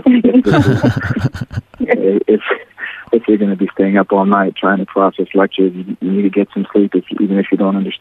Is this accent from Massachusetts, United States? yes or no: no; South Carolina, United States; I got accepted to the Medical University of South Carolina in my home state of South Carolina